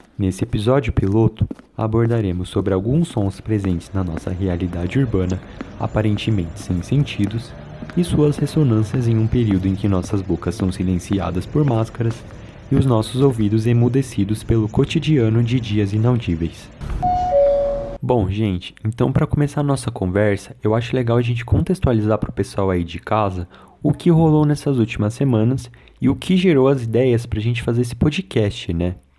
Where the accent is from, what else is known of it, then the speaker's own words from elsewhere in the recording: São Paulo, Brazil; eu sou de São Paulo.